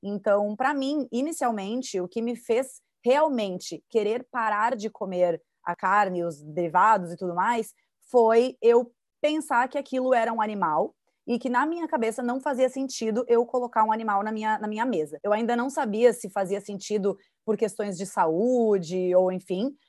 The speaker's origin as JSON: {"language": "Portuguese", "region": "Rio Grande do Sul", "country": "Brazil", "tie": "born or raised there", "moved": "yes", "lives_now": "Florianópolis, Brazil", "said": "eu sou gaúcha então, eu, eu sou né, original, natural do estado que mais consome carne"}